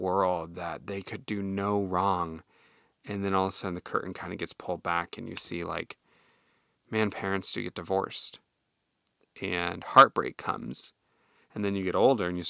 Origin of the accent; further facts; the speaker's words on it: Iowa, United States; moved away; back home where I grew up in Iowa